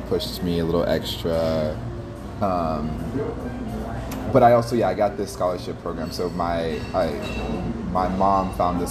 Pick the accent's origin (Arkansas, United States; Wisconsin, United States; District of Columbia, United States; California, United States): District of Columbia, United States; Washington; I grew up in D.C. I grew up in Northeast by okay. Howard University in the 90s. And so, you know, it was a tough neighborhood.